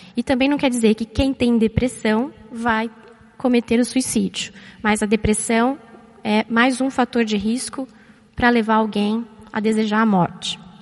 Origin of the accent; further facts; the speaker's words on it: São Paulo, Brazil; moved away as an adult; also born or lived in Florianópolis; eu nasci e cresci aqui em São Paulo